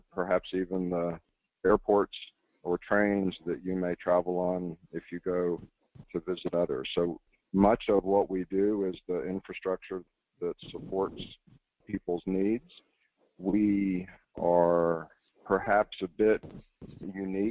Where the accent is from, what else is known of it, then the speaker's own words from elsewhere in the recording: Jacksonville, Florida, United States; moved away as an adult; also born or lived in South Carolina; I was born and raised in Jacksonville, Florida